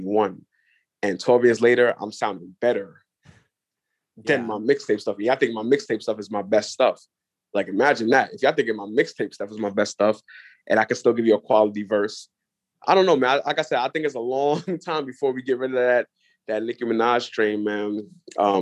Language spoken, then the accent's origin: English; New York City, New York, United States; I'm from Brooklyn.